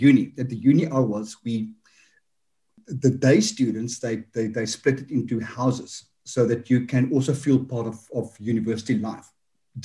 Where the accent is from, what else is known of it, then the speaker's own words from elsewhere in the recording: Johannesburg, Gauteng, South Africa; accent: South African; I grew up in Johannesburg.